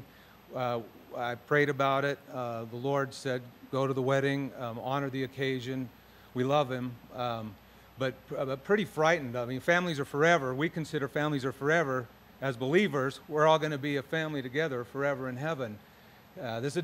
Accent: Utah, United States; I grew up in Utah.

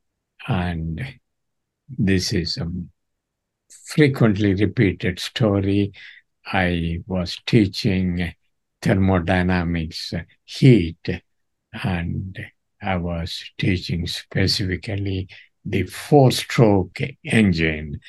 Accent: Chennai, Tamil Nadu, India; moved away; I come from Chennai, Madras, in Tamil Nadu, which is a state in South India

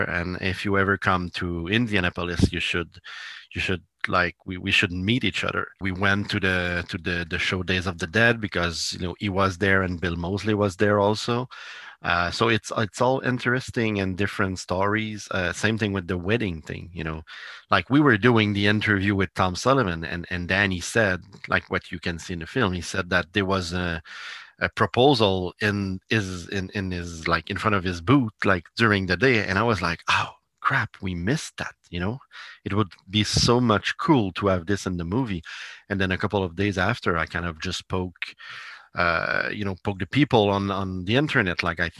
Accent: Italy; English is a second language; I can send you a copy because I'm from Italy, and like it's gonna be hard for you to get it

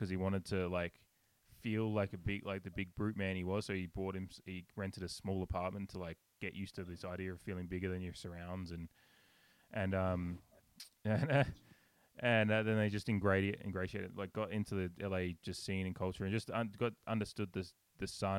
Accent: Australia; moved away; I'm Australian

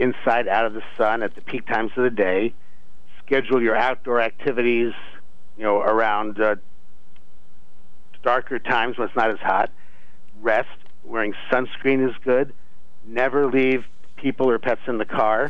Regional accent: Tucson, Arizona, United States; moved away; I grew up in Tucson, Arizona, also in the heat

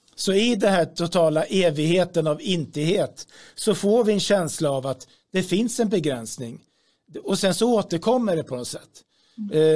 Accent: Sweden

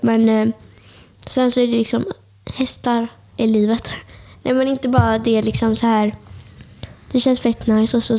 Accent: Björkö, Västra Götaland, Sweden; jag kommer från Björka. Och liksom, eh, ni vet Öckerö kommun

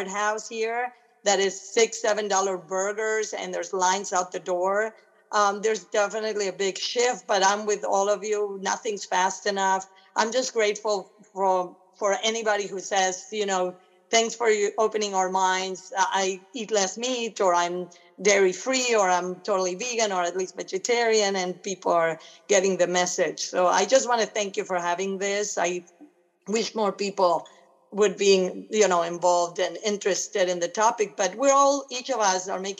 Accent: Argentina; now in Los Angeles, United States; I'm originally from Argentina.

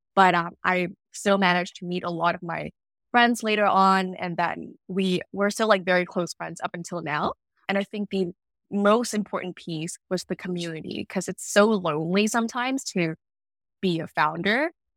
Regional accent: Vietnam; moved away as an adult; now in Vancouver, Canada; I was born and raised in Vietnam, and, uh, I only moved to Vancouver in, for, like, university

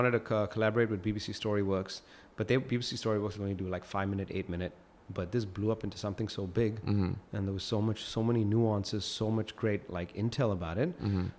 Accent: Singapore; I just believe growing up in Singapore and local education that film was too ambitious lah.

